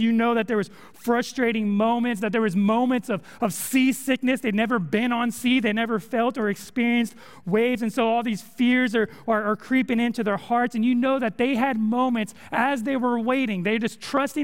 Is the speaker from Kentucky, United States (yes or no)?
no; California, United States; moved away as an adult; also born or lived in Texas; now in Conway, United States; I'm from California. I'm not used to storms